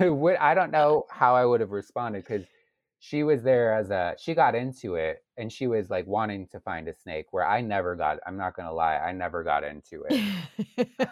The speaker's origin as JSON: {"language": "English", "town": "Largo", "region": "Florida", "country": "United States", "also_born_or_lived": "Chicago", "moved": "as an adult", "said": "I'm from Largo, which is near Clearwater Beach, which is near Saint Petersburg"}